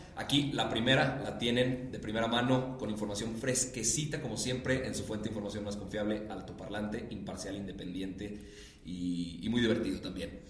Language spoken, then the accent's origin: Spanish; Monterrey, Nuevo León, Mexico; Yo que soy de Monterrey